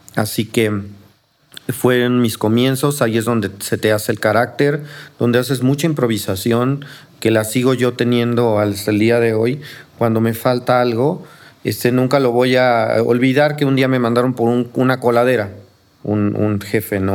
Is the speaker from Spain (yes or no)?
no; Mexico City, Mexico; also born or lived in Coyoacán, Mexico City; yo soy de aquí de Xochimilco, bueno, soy del centro de Coyoacán, pero siempre viví en Xochimilco